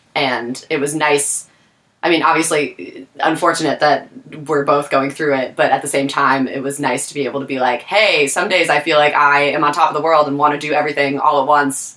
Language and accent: English; Taylor, Pennsylvania, United States; moved away as an adult; also born or lived in Scranton, Pennsylvania; now in Philadelphia, United States; born in Scranton, raised in Taylor.